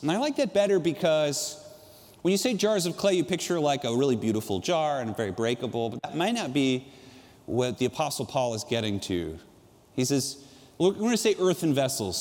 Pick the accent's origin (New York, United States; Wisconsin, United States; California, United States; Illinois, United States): California, United States; San Juan Capistrano; I grew up in San Juan Capistrano, about four miles from the ocean